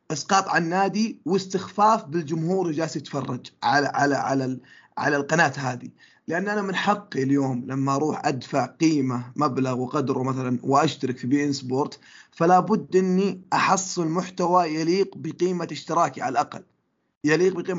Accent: London, United Kingdom; born there; هو انا من مواليد لندن لكن انتمائي للنادي هذا ما جاء عشان في لندن

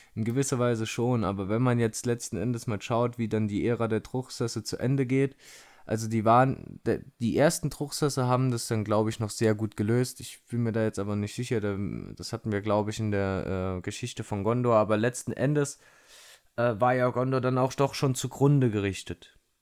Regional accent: Saarland, Germany; moved away; hier im, in der Heimat im Saarland zugange und da habe ich mich hier mit einem Kumpel nochmal getroffen, hier aus meinem, äh, aus meinem Heimatdorf

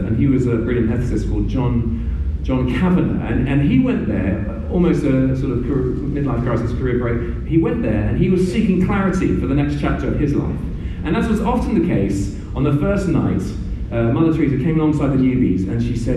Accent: United Kingdom; also born or lived in Burundi; let me speak as a Brit

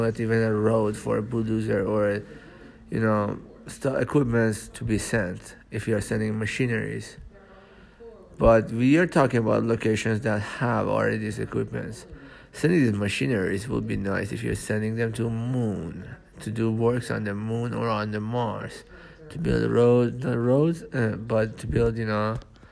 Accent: Iran; also born or lived in United States; I'm from Iran. And I'm from Iran and USA. I'm Iranian American

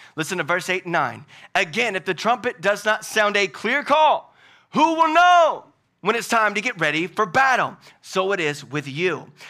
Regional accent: Louisiana, United States; now in Hickory, United States; I'm from Louisiana, but I'm not from down south

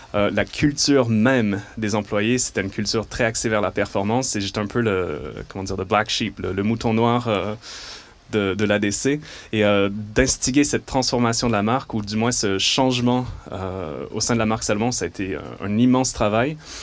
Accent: Montreal, Quebec, Canada; d'où je viens de Montréal. Et donc c'est pour ça que j'ai un léger accent

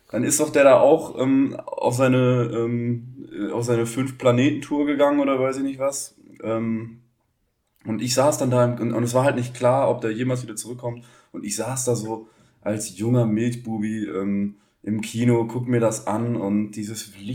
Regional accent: Baden-Württemberg, Germany; accent: Black Forest; von meinem tiefsten schwarzwälderischen Dialekt, den ich ja schon immer praktiziere

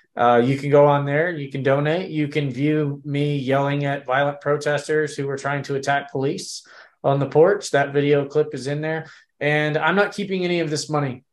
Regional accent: Texas, United States; we were born and bred in Texas

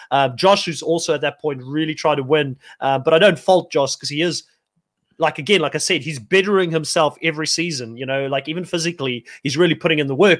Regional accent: South Africa; moved away; also born or lived in New Zealand; I come from South Africa.

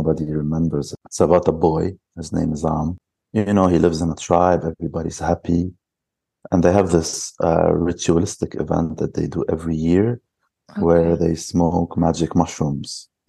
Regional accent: Lebanon; now in Jordan; I'm from Lebanon.

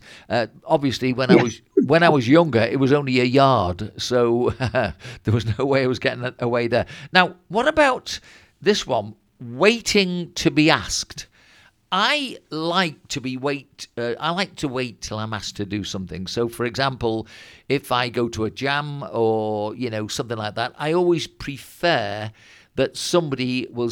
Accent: Bebington, North West England, United Kingdom; also born or lived in Birkenhead; when I'd be about 10 and we moved from Birkenhead up to Bebbington

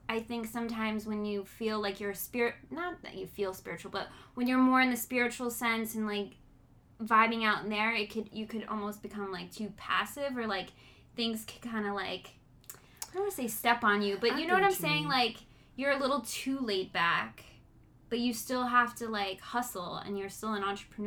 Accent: New York, United States; I am still fucking from New York

